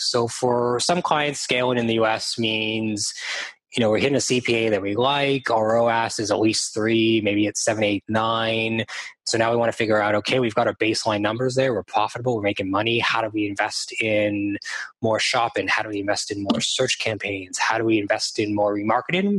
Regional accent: Toronto, Ontario, Canada; also born or lived in London, United Kingdom / Australia; now in Vancouver, Canada; I'm based in beautiful Vancouver, Canada, on the West Coast. I'm from Toronto, Canada, and I've lived around the world in London, UK, in Australia

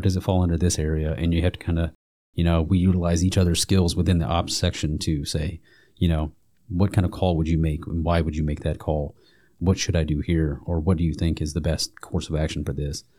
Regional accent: Alabama, United States; moved away as an adult; I'm originally from Alabama

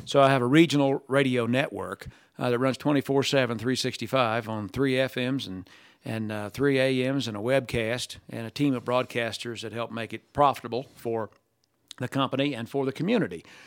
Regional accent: Middletown, Ohio, United States; I grew up in Middletown, Ohio.

